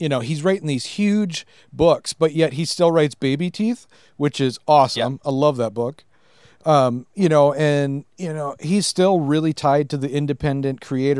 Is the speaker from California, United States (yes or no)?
no; Minnesota, United States; that's the region I live in Minnesota. We the TV show Fargo, season two for the TV show was filmed in my hometown here.